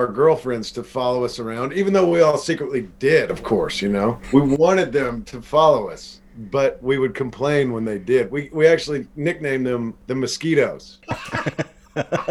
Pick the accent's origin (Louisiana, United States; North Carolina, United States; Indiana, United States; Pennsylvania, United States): Indiana, United States; Seymour; also born or lived in Brownstown, Indiana; my hometown is Seymour, but now I live in a town called Brownstown, which is like 15 minutes